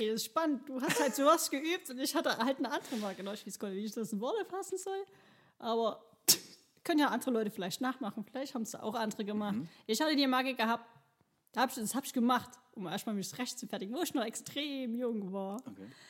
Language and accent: German; Chemnitz, Saxony, Germany; noch geboren, wo es noch Karl-Marx-Stadt mhm. hieß. Ähm, bin hier groß geworden